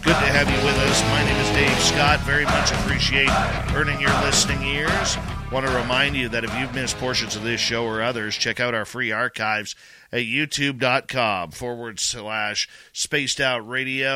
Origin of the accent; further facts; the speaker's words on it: Canada; I'm Canadian